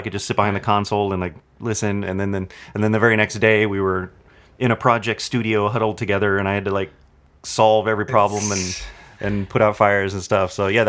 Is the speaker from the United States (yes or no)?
yes; Anaheim, California, United States; now in Burbank, United States; I grew up in Anaheim.